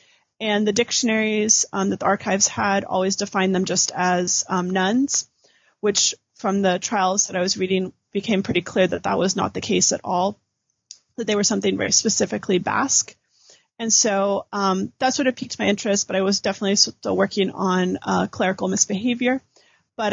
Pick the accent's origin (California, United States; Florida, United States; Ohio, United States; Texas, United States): California, United States; So I'm originally from California